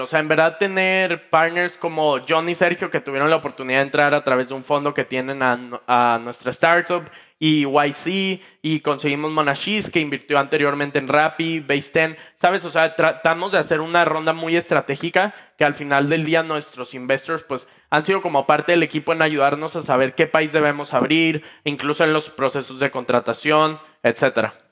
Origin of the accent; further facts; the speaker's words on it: Mexico; yo estaba en México, en mi país pues, natal, en mi ciudad natal